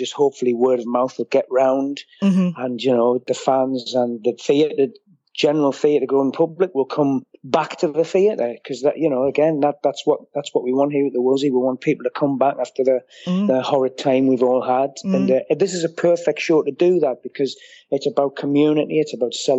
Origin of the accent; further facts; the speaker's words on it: Washington, North East England, United Kingdom; moved away; also born or lived in Gateshead; I was born in Gateshead, but I was brought up in Washington, which was part of County Durham